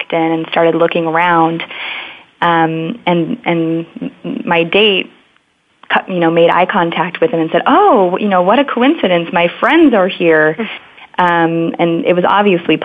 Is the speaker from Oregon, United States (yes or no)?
yes; Oregon, United States; I grew up in Oregon, close to a mountain